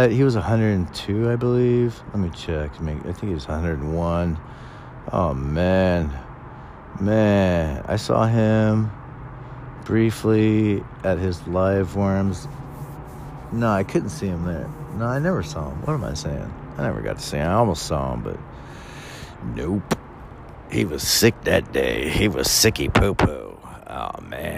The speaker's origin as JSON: {"language": "English", "region": "California", "country": "United States", "tie": "born or raised there", "said": "I was born and raised Californian, so technically I say I'm a Californian"}